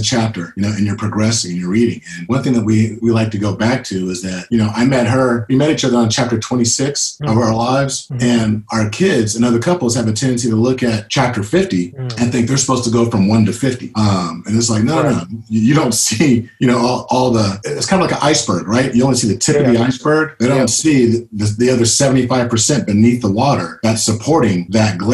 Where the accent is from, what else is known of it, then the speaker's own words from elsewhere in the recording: Sacramento, California, United States; I'm born and bred Sacramento